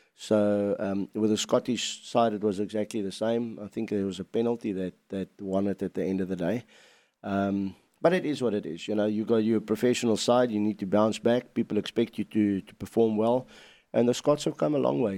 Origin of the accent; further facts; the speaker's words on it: South Africa; as a South African boy